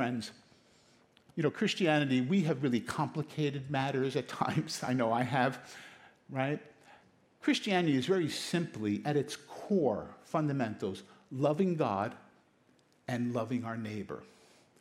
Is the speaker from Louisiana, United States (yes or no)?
no; New York City, New York, United States; also born or lived in Queens; I was born in Brooklyn, went to school in Brooklyn, we migrated over to Queens